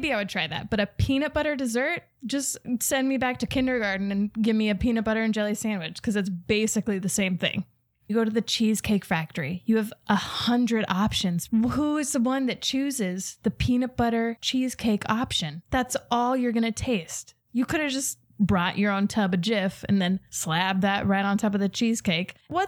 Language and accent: English; Ireland; Not Latvian. I'm Irish, but I did inherit the tradition.